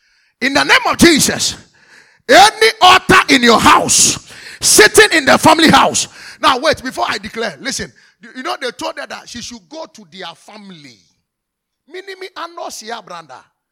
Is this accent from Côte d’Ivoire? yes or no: yes; Côte d’Ivoire; I told you we are from Cote d'Ivoire. That's my auntie.